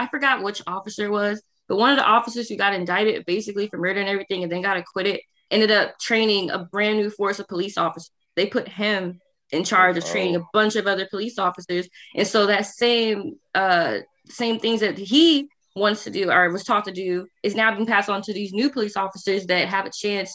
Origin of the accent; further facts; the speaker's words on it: Texas, United States; now in Maryland, United States; I'm from Texas